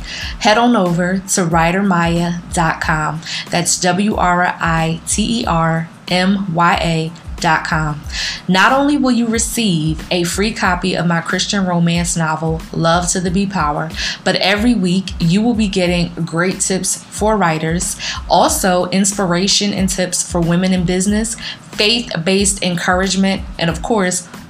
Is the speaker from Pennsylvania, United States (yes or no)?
yes; Philadelphia, Pennsylvania, United States; accent: Philly; moved away as an adult; also born or lived in Atlanta / South Korea; I love Philadelphia. It is my hometown